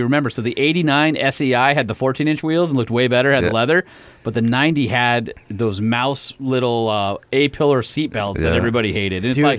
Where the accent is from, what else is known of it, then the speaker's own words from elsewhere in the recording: Huntington Beach, California, United States; where I grew up in Huntington Beach